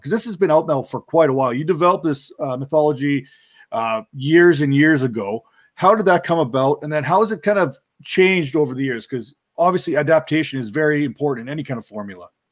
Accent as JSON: {"language": "English", "country": "Canada", "said": "I'm Canadian"}